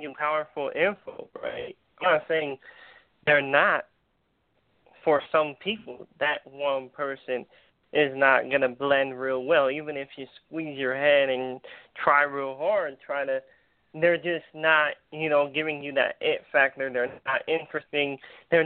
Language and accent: English; California, United States; I'm from California